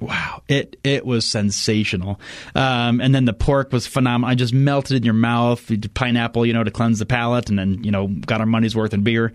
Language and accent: English; United States; as an American